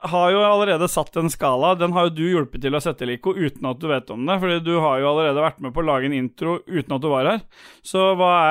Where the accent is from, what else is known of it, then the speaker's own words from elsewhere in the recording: Oslo, Norway; jeg er fra Lambertseter.